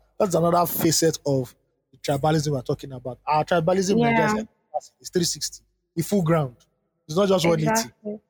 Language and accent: English; Edo, Nigeria; When I'm asked, I tell whoever asks that I'm from Benin Kingdom in Nigeria.